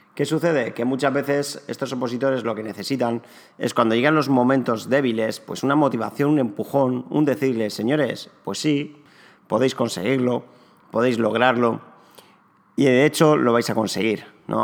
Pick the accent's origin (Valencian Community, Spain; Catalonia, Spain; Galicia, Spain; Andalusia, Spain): Valencian Community, Spain; Alicante; also born or lived in Barcelona; nací en Alicante hace ya casi 35 años. Me especialicé en, o me diplomé en recursos humanos y relaciones laborales en la Universidad de Alicante